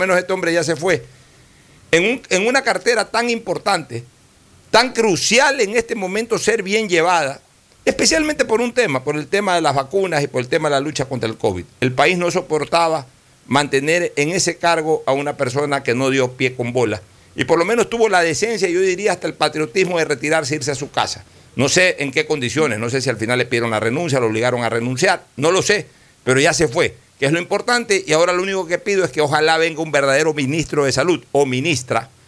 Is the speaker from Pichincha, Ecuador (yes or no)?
no; Guayaquil, Guayas, Ecuador; Este, mi mamá es de Manta, yo soy de Guayaquil.